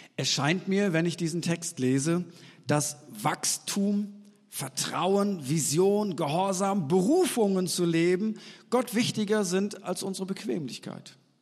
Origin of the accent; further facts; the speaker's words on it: East Frisia, Lower Saxony, Germany; Wir Norddeutschen, ich bin ja eigentlich Ostfriese